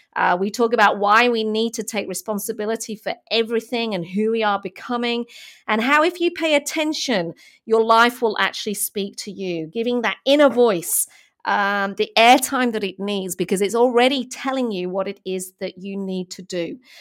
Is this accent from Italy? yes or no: no; United Kingdom; moved away as an adult; now in Melbourne, Australia; I'm from, uh, from the U K originally